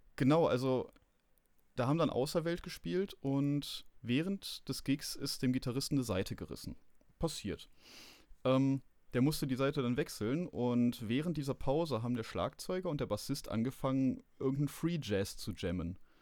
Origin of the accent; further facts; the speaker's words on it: Rhineland, Germany; Ich bin Rheinländer